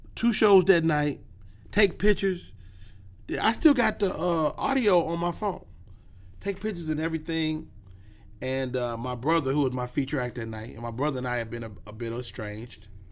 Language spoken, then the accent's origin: English; Chicago, Illinois, United States; I'm from Chicago